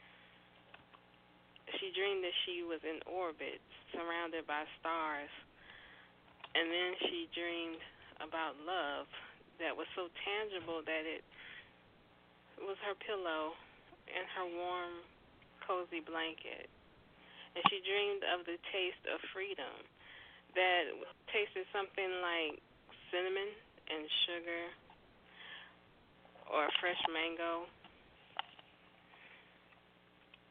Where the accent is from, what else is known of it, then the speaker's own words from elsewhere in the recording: Roanoke, Virginia, United States; my hometown in Roanoke